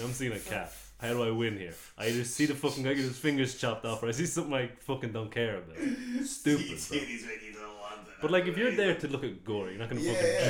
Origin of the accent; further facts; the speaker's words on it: Ireland; I had a few cunts come over from Mongolia to become Celts, but once they became Celts, bro, I'm Irish